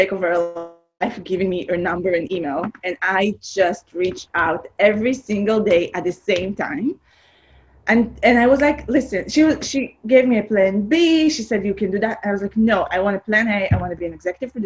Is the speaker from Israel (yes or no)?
yes; Israel; English is a second language; now in Los Angeles, United States; I'm from Israel. I grew up in a small town, very agricultural town